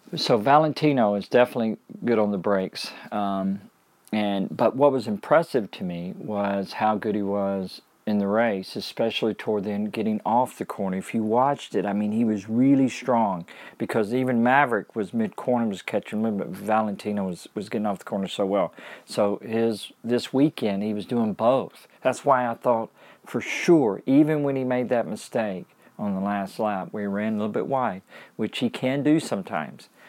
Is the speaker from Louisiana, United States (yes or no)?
yes; Shreveport, Louisiana, United States; as a kid growing up in Louisiana